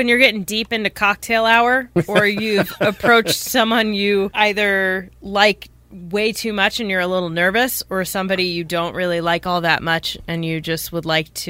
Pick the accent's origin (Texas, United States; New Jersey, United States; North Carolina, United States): New Jersey, United States; New Jersey, my home state.